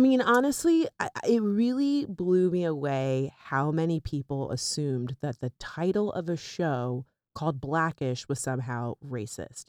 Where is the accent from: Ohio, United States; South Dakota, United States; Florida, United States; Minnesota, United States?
Florida, United States; also born or lived in North Miami Beach; now in New York, United States; we grew up there